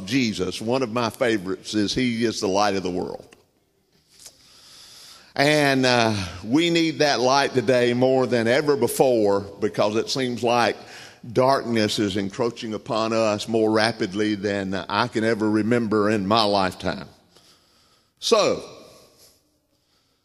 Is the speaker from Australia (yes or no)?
no; Southern United States, United States; accent: Southern; I'm a Southerner. I tell people I'm bilingual. I speak English and Southern, and Southern's my native tongue